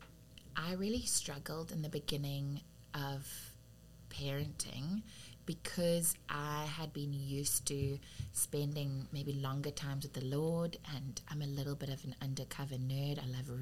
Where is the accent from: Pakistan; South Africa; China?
South Africa; accent: South African; moved away as an adult; now in United States; I was raised in South Africa from around 7 years old